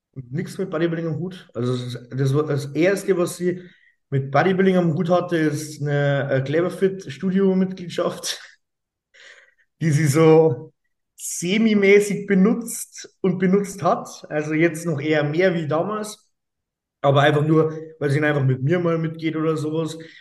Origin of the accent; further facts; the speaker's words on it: Straubing, Bavaria, Germany; ich komme aus Straubing